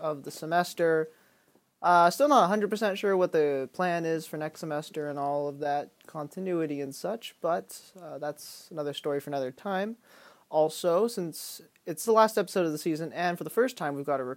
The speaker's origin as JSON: {"language": "English", "area": "the Bay Area", "region": "California", "country": "United States", "said": "I'm from the Bay Area"}